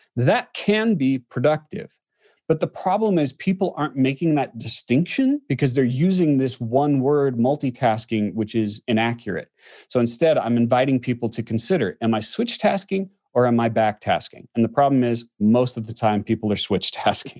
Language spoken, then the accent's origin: English; Orem, Utah, United States; also born or lived in Southern California; now in Salt Lake City, United States; I grew up in Utah, a little place called Orme, which is next to Provo